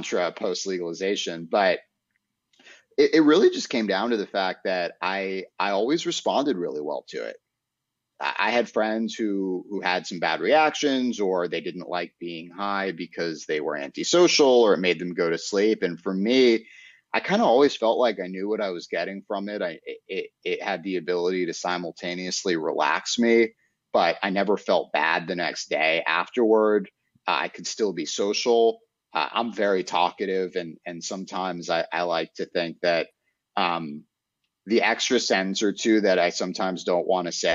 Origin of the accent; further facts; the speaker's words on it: New York City, New York, United States; moved away as an adult; now in Florida, United States; growing up in Manhattan and in apartment buildings